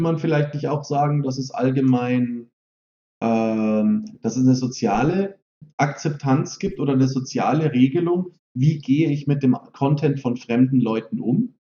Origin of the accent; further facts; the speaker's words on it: Germany; als Deutsche